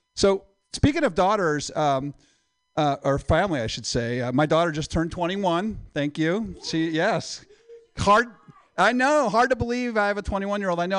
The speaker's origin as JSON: {"language": "English", "region": "Midwest", "country": "United States", "moved": "yes", "said": "I'm from the Midwest"}